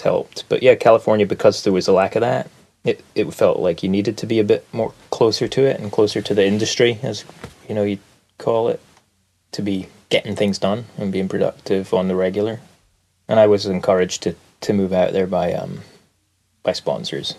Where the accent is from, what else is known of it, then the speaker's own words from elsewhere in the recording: Aberdeen, Scotland, United Kingdom; moved away; I grew up in Aberdeen, Scotland, in the northeast of Scotland, which is a faraway place.